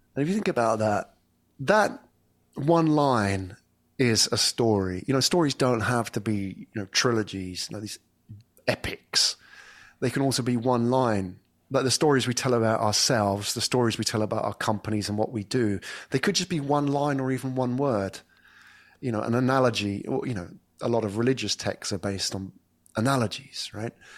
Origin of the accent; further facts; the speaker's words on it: England, United Kingdom; moved away as an adult; now in Singapore; I come from England, and, but I haven't lived there for, well, over ten years.